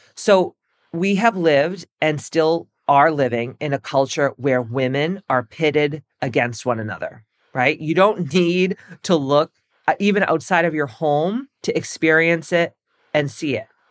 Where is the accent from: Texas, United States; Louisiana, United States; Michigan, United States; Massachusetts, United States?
Massachusetts, United States; I'm from Massachusetts